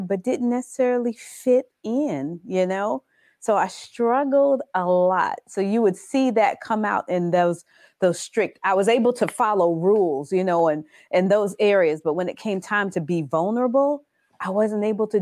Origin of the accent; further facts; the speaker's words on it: Orangeburg, South Carolina, United States; also born or lived in Brooklyn, New York; now in Orlando, United States; I was born in Brooklyn, New York, and I was raised in Orangeburg, South Carolina. But I've been in Florida for over 28 years